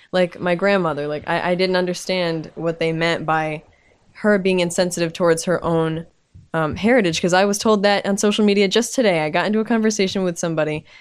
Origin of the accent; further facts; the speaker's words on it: United States; I'm American, I speak English.